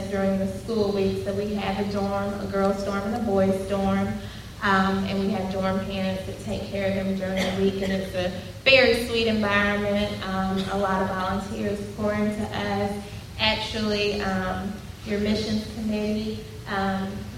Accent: Memphis, Tennessee, United States; I am born and raised in Memphis

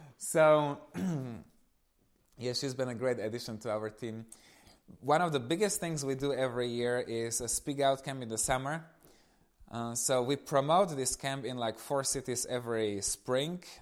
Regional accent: eastern Slovakia, Slovakia; moved away; I come from Eastern Slovakia. So, I was growing up in this family with one little brother

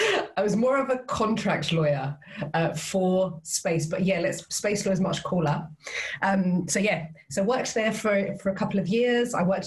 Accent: Cyprus; moved away as an adult; now in United Kingdom; because I was born and raised there, my mum's British, hence the accent. I was born and raised in Cyprus. And then I decided quite early on that it wasn't for me, it was too small, and I wanted to do something else. So I came to the UK.

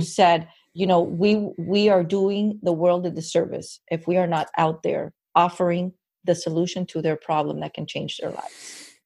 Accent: Miami, Florida, United States; born and raised in Miami

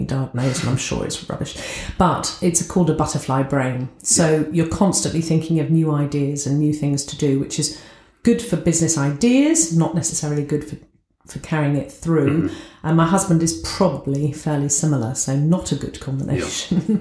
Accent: southern England, United Kingdom; accent: posh; moved away as an adult; now in Scunthorpe, United Kingdom; I'm brought up down south, as you can tell from my accent, everyone calls me posh

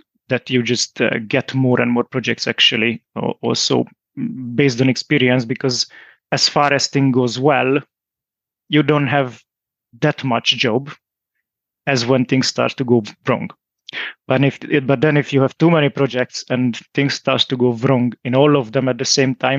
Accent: Hungary; moved away as an adult; now in Groningen, Netherlands; I'm originally from Hungary, as so my wife

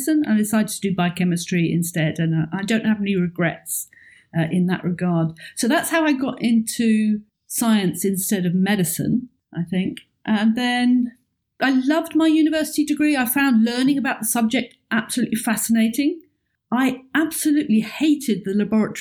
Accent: the south of England, United Kingdom; moved away as an adult; also born or lived in Oxford; now in Edinburgh, United Kingdom; my hometown is on the south of England, which is very flat and has no mountains

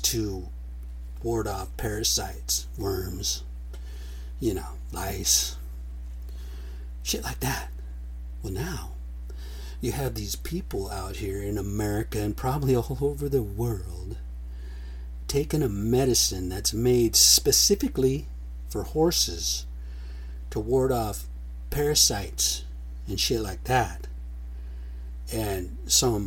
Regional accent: United States; we're American Indian

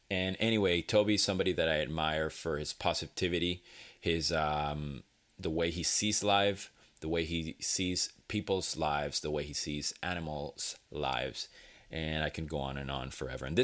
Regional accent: Venezuela; moved away; back, as you know, I'm from Venezuela.

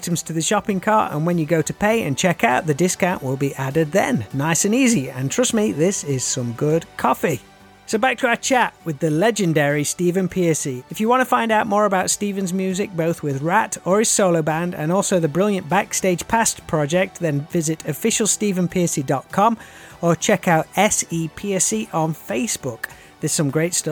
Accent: England, United Kingdom; accent: common English; also born or lived in Nottingham; Mine just sounds like some horrible common English accent

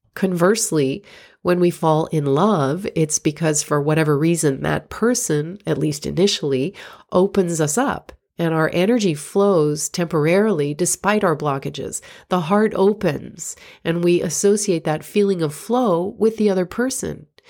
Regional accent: Florida, United States; moved away as an adult; also born or lived in New York; my hometown in Florida

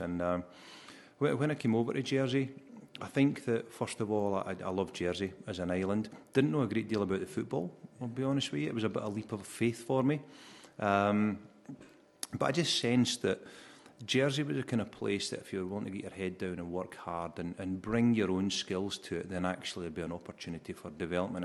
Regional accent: Alloa, Scotland, United Kingdom; joined my first football club in my hometown of Alloa

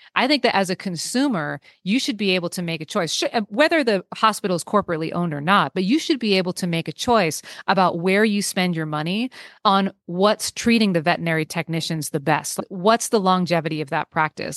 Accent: Bay Area, California, United States; I grew up in the Bay Area. I live in the Bay Area now.

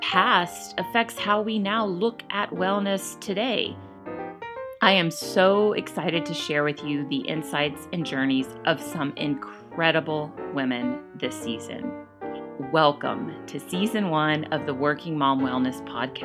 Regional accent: United States; moved away as an adult; now in Calgary, Canada; I'm an American married to a Spaniard raising Canadian children.

